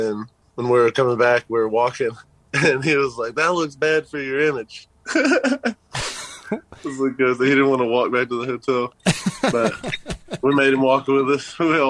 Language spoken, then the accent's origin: English; France; now in Lubbock, United States; Yeah, I'm from France. I was talking to this girl from Paris, like right before I moved to Lubbock, like that summer, same summer.